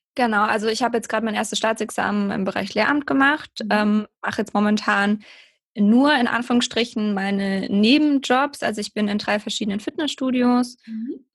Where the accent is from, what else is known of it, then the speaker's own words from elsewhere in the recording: near Heidelberg, Baden-Württemberg, Germany; Ich komme aus der Nähe von Heidelberg, ähm, genau im Süden von Deutschland